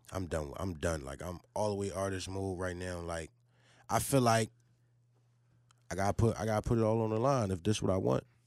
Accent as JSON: {"language": "English", "town": "Philadelphia", "region": "Pennsylvania", "country": "United States", "said": "I'm from Huntington Park, man. North Philly"}